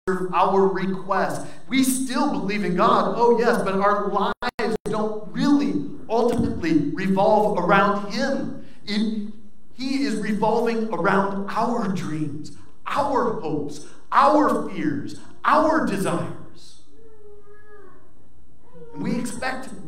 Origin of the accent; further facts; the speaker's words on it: United States; we as American Christians